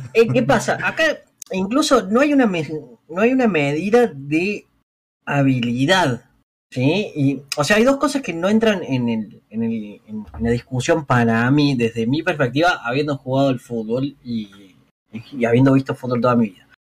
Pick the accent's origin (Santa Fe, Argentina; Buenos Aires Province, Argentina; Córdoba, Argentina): Córdoba, Argentina; básicamente soy cordobés